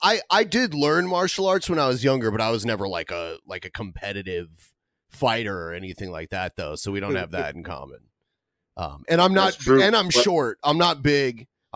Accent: Ohio, United States; moved away; I grew up in Ohio, right near the border of Michigan.

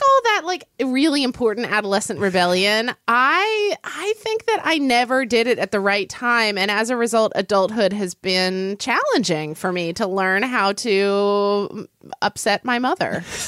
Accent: Oklahoma, United States; I grew up in Oklahoma

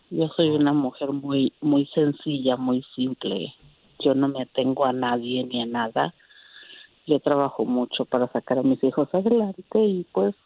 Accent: Aguascalientes, Mexico; moved away as an adult; now in Indiana, United States; Yo soy de Aguas, yo soy de Aguascalientes, tengo 41 años. Llevo 24 años ya viviendo aquí en Estados Unidos

